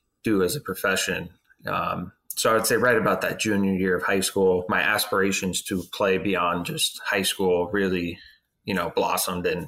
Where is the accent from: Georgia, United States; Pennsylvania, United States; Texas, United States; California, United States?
California, United States; Southern; moved away as an adult; I'm from Southern California, born and raised there